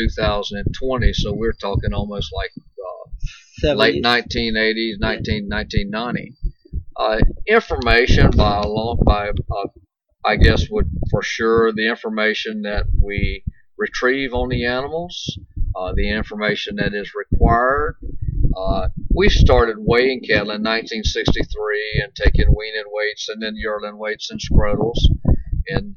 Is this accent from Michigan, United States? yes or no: no; Chiefland, Florida, United States; I am a fifth generation cattleman in this area. My family's been here since the middle 1800s